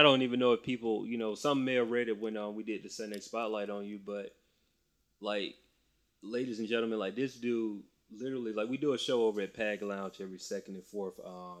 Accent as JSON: {"language": "English", "town": "Macon", "region": "Georgia", "country": "United States", "said": "So I'm from Macon, Georgia."}